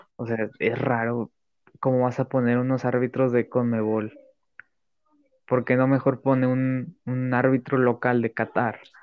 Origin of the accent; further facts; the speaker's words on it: Mexico; yo como mexicano